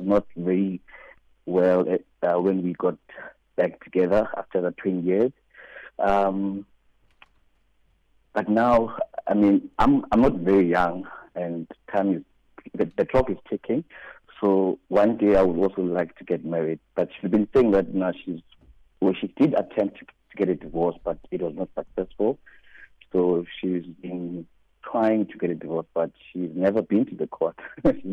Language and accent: English; South Africa; moved away; I am South African.